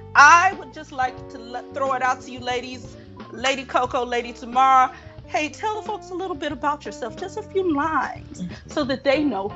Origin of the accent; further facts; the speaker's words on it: Chicago, Illinois, United States; I am artistic director of Impact Theater here in Chicago. I am from Chicago, born and raised.